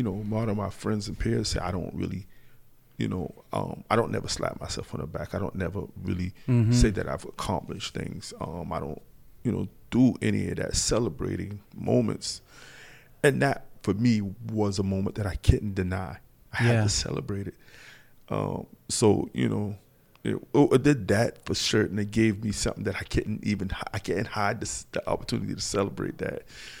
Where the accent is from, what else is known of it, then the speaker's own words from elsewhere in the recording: North Charleston, South Carolina, United States; North Charleston, South Carolina. Acabee is the subdivision.